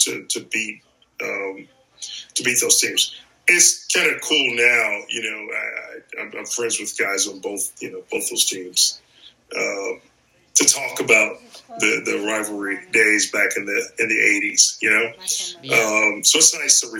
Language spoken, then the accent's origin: English; St. Louis, Missouri, United States; St. Louis, my hometown.